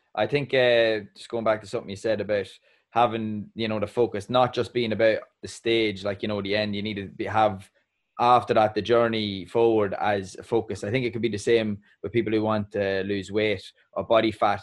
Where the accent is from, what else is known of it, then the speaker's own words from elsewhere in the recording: Ireland; an Irishman